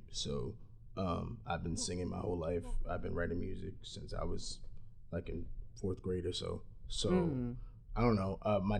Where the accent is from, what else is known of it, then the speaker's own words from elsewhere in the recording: Philadelphia, Pennsylvania, United States; I'm from North Philadelphia. Yeah, born and raised.